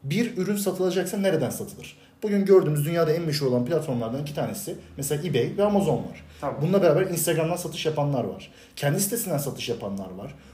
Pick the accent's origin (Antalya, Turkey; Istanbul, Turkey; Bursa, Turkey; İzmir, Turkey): Bursa, Turkey; doğdum büyüdüm. Bursa'da yaşıyorum.